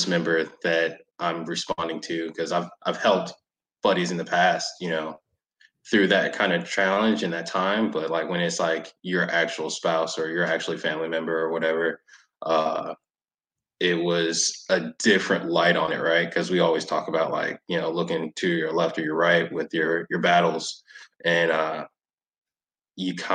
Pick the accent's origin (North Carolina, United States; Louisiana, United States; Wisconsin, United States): North Carolina, United States; Raleigh; moved away; I'm originally from North Carolina, so like I grew up in Raleigh